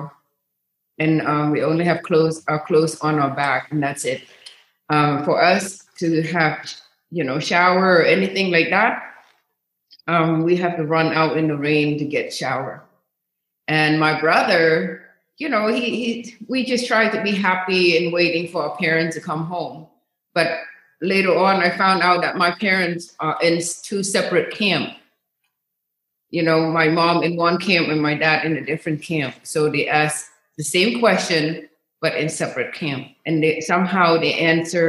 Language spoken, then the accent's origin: English; Cambodia; now in United States; I was from, was born and raised in Cambodia, and the capital of Cambodia is called Phnom Penh